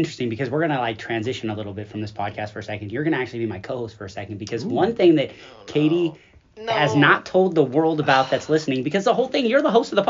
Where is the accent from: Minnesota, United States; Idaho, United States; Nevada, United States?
Nevada, United States; Las Vegas; And I've just seen so many people growing up in Vegas